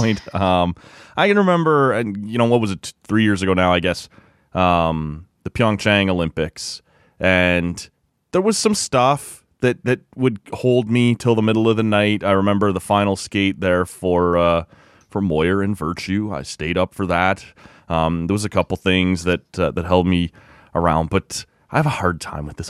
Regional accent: Oshawa, Ontario, Canada; moved away; my hometown of Oshawa

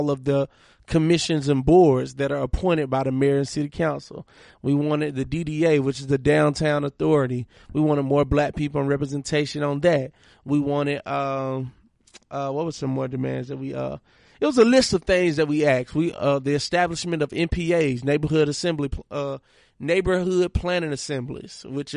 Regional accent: Monroe, Georgia, United States; moved away; Forum is an organization that I started in my hometown, Monroe, Georgia

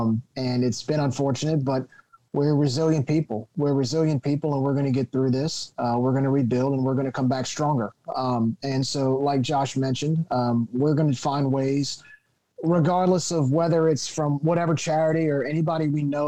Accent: Lafayette, Louisiana, United States; we're from Lafayette. We've had a few major hurricanes come our way over the past few years. I lived through Katrina

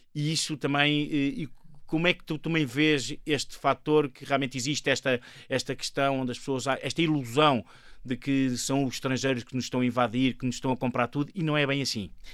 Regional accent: Portugal; o fado que está entre nós e, e a saudade, o fado, são coisas tão típicas nossas

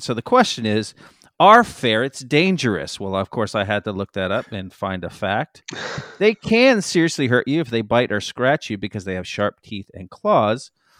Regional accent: Miami, Florida, United States; Listen, I'm from Miami, Florida

